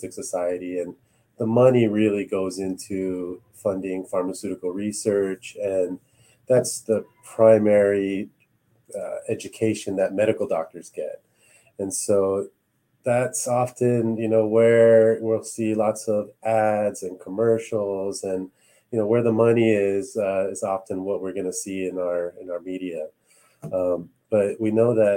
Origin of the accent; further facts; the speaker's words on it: Los Angeles, California, United States; also born or lived in Cavite, Philippines (ancestry) / Canada (ancestry); I was born in LA.